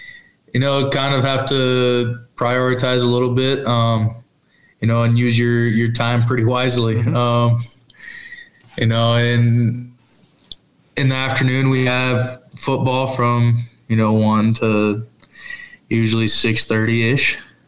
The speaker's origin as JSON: {"language": "English", "region": "Washington", "country": "United States", "tie": "born or raised there", "said": "You know, I'm from Washington when I was growing up, and so, you know, always like rooting for them."}